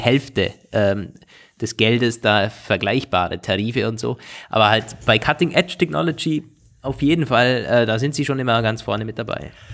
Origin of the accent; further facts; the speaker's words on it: Austria; bei uns in Österreich